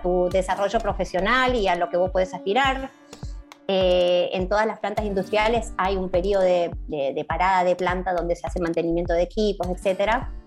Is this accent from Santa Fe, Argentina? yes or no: no; Chaco, Argentina; now in Buenos Aires, Argentina; acá en Buenos Aires, yo soy del Chaco.